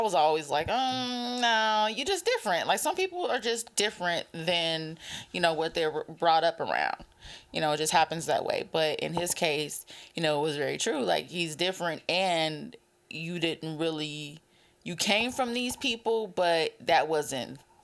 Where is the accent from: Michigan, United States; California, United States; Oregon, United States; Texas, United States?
California, United States; San Bernardino; I grew up in California, San Bernardino